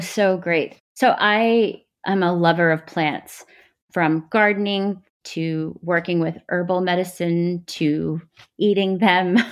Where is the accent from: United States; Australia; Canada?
United States; Texas; moved away as an adult; now in New York, United States; a brown girl who grew up with immigrant parents in texas in a really white community